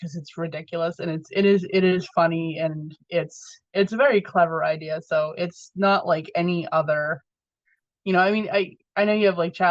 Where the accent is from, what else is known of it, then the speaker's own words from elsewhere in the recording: Massachusetts, United States; I'm from Massachusetts